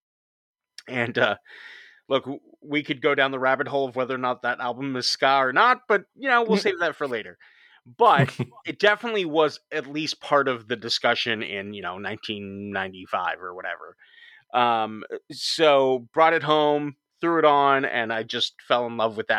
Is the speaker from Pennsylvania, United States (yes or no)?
no; Huntington Beach, California, United States; And I grew up in Huntington Beach, Orange County area.